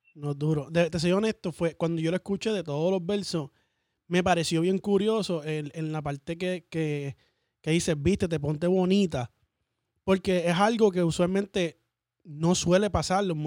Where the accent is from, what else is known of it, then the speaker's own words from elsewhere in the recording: Orlando, Florida, United States; Yo soy de acá de Orlando